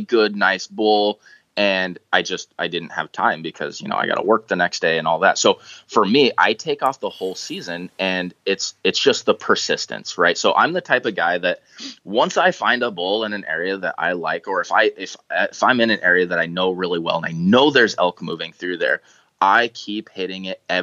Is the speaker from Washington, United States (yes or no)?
yes; Toutle, Washington, United States; I grew up in Tootle, went to school at Tootle Lake there by Mount St. Helens